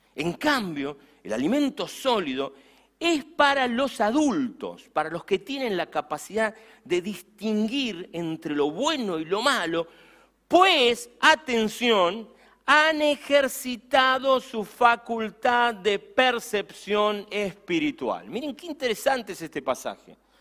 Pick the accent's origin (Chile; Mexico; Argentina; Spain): Argentina; Campana, Buenos Aires Province; me subí en la ciudad de Campana a mi bicicleta